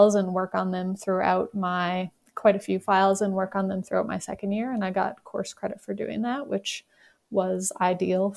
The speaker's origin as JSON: {"language": "English", "region": "Newfoundland and Labrador", "country": "Canada", "also_born_or_lived": "Montreal, Canada", "moved": "as an adult", "lives_now": "Calgary, Canada", "said": "I'm originally from Newfoundland"}